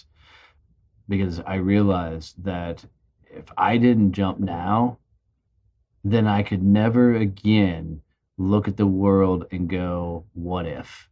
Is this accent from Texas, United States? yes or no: yes; Fort Worth, Texas, United States; In my hometown of Fort Worth, Texas